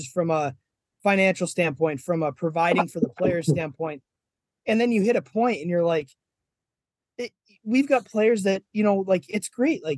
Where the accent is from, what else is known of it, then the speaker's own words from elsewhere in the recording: Boston, Massachusetts, United States; I'm an Irish guy from Boston